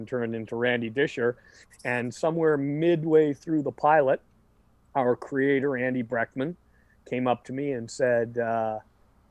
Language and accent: English; Vancouver, British Columbia, Canada; here in my hometown of Vancouver